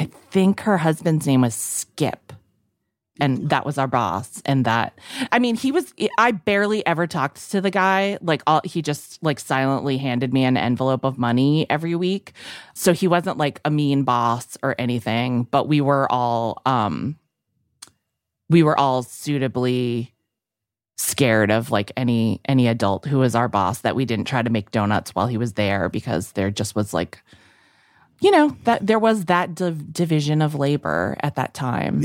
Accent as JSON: {"language": "English", "town": "Fitchburg", "region": "Massachusetts", "country": "United States", "tie": "born or raised there", "moved": "yes", "lives_now": "New York City, United States", "said": "It's been so long since I've been back to my hometown"}